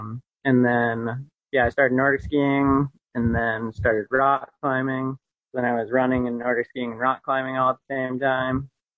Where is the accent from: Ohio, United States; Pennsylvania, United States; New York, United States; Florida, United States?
New York, United States; the Adirondacks; I grew up in the Adirondacks